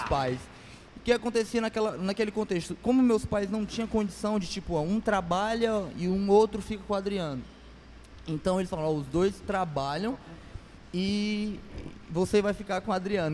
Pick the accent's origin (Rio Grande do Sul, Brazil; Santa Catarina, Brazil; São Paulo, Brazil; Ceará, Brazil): Ceará, Brazil; Fortaleza; Isso aqui em Fortaleza, lá, lá onde eu nasci, na Barra do Ceará